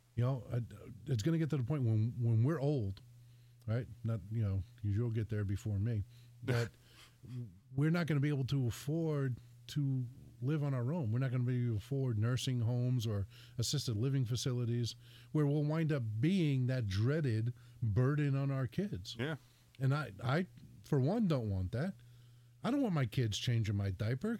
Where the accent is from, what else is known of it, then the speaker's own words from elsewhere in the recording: New Jersey, United States; also born or lived in Connecticut; now in Bristol, Connecticut, United States; I was born and raised in Jersey